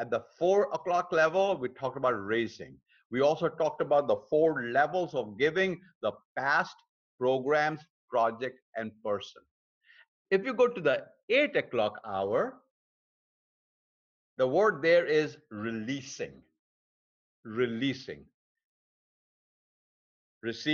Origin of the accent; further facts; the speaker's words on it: India; moved away; my home country in India